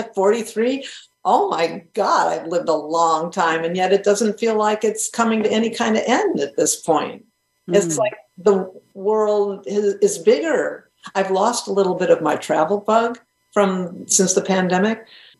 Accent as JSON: {"language": "English", "region": "New England", "country": "United States", "tie": "born or raised there", "said": "I grew up in New England. That's what happened to me."}